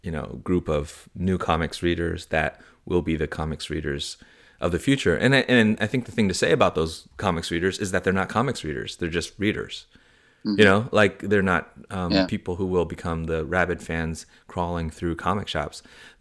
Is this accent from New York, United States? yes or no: no; San Francisco, California, United States; childhood growing up in San Francisco and so on.